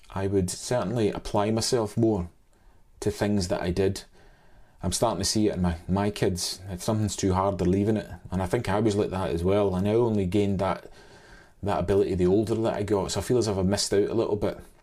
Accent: Scotland, United Kingdom; also born or lived in Saint Helier, Jersey / Oban / Glasgow (parents); I've lived most of my days in, in Scotland

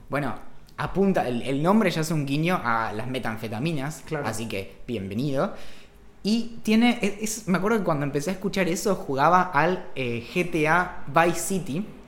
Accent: Bariloche, Río Negro, Argentina; now in Buenos Aires, Argentina; crecí en Bariloche

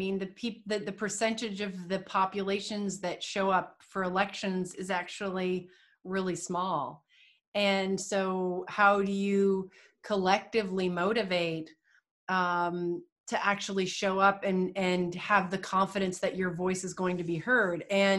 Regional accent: Canada; as a Canadian, we align ourselves more with Europe typically than the United States, but we have a love for the US.

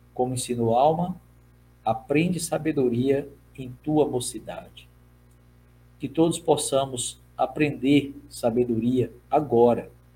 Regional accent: Brazil; first language Portuguese; Como brasileiro, eu sou nativo da língua portuguesa

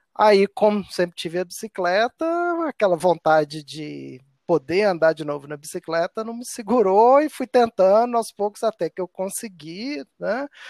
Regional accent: Nova Lima, Minas Gerais, Brazil; minha infância foi na década de 80, né? Então eu vivi a febre da, das BMX e como eu sou de Nova Lima e morava em Nova Lima

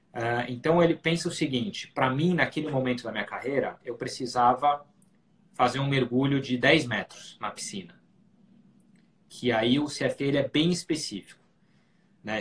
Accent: Brazil; moved away as an adult; now in New York, United States; a gente falando como brasileiros

